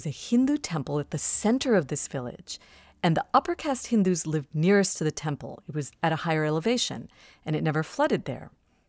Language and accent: English; Ohio, United States; I grew up in Ohio